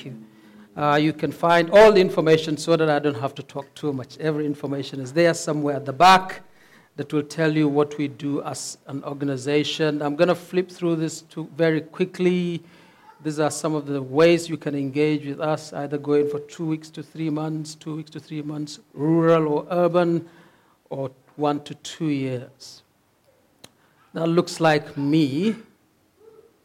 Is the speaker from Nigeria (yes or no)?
yes; Northern Nigeria, Nigeria; moved away as an adult; now in Cape Town, South Africa; we're originally from Nigeria, from the north of Nigeria. But we're here as missionaries